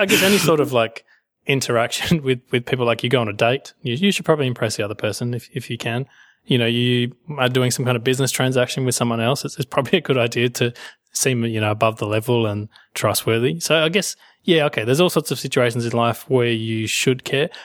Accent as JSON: {"language": "English", "country": "Australia", "said": "I am Australian"}